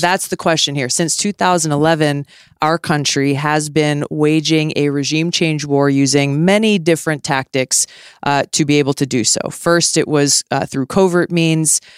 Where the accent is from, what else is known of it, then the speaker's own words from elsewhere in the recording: Hawaii, United States; when I was a kid growing up in Hawaii